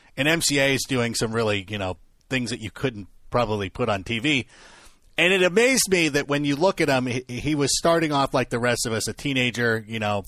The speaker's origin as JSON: {"language": "English", "region": "Southern California", "country": "United States", "tie": "born or raised there", "said": "I grew up in Southern California"}